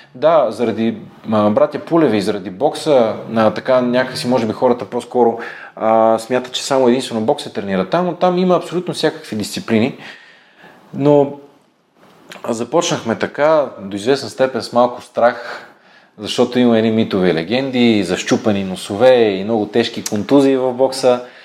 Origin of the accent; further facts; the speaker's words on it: Bulgaria; сме българи